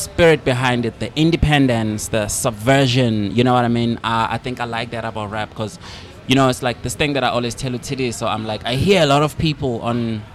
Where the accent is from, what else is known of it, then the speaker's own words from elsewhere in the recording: Eswatini; moved away as an adult; also born or lived in Cape Town, South Africa; now in South Africa; when I was like growing up in Swaziland, like, you know, I grew up in a rural area.